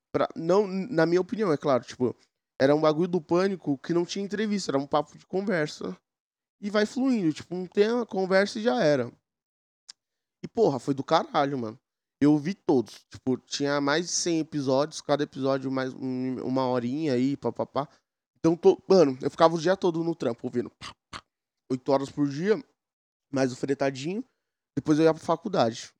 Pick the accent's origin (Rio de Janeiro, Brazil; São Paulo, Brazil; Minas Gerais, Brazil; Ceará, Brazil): São Paulo, Brazil; Eu sou de São Paulo